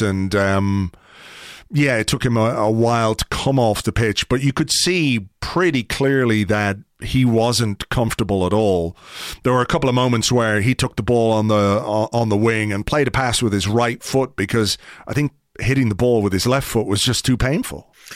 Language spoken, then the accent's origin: English; Ireland